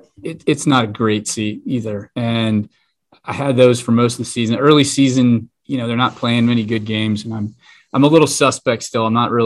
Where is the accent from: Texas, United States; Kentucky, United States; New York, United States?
Kentucky, United States; moved away as an adult; now in Dayton, United States; I came here in 2007, and I'm from Kentucky